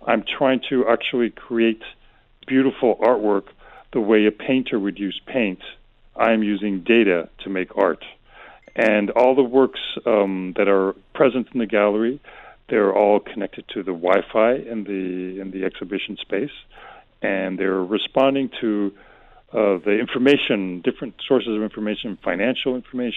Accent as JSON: {"language": "English", "town": "Madrid", "region": "Community of Madrid", "country": "Spain", "tie": "born or raised there", "also_born_or_lived": "United States", "said": "I was born and raised in Madrid, born to an American mother and a Spanish father. So I'm very kind of bicultural and constantly shuffling back and forth between the U.S. and Spain."}